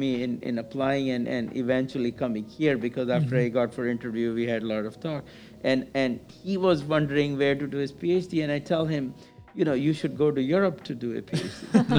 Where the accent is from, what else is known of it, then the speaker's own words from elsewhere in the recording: India; moved away as an adult; also born or lived in United Kingdom; now in United States; I came from India to US to study.